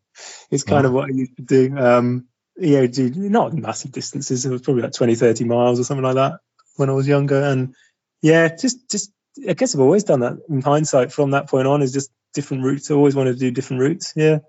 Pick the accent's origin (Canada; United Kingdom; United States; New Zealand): United Kingdom; East of England; I'm from Suffolk in the east, so east of England.